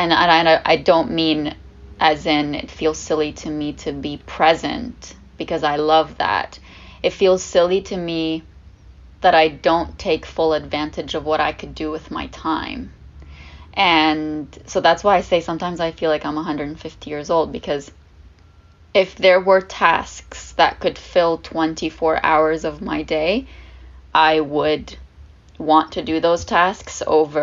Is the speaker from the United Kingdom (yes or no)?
no; Lebanon; first language Arabic; English is a second language; now in Canada; I was the only one in my family born and raised in Lebanon.